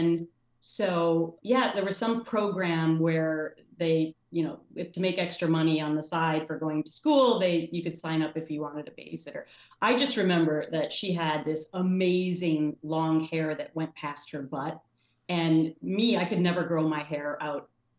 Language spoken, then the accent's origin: English; Anoka, Minnesota, United States; moved away; It's about 14 miles north of Minneapolis. But when I was growing up there, it was definitely more rural than it is today. I grew up on the Mississippi River